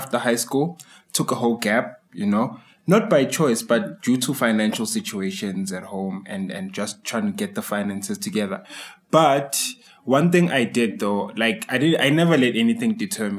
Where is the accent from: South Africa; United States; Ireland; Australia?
South Africa; Tembisa, Gauteng; being a dancer from the township, I mean, I'm from Tembisa